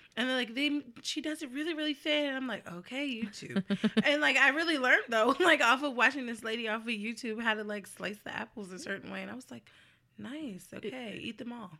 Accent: New Jersey, United States; moved away; I am from New Jersey

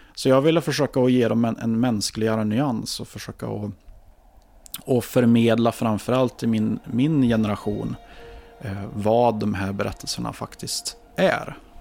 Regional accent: Ekshärad, Värmland, Sweden; also born or lived in Karlstad; min hembygd

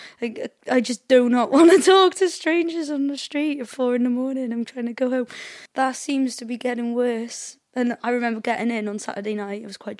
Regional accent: Cardiff, Wales, United Kingdom; I was brought up in Cardiff, so like I was brought up in the same way as all the people in Cardiff are, I guess.

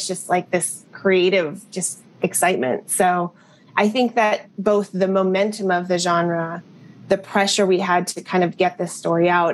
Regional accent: Berkeley, California, United States; I grew up in Berkeley, and they were UC Berkeley alums

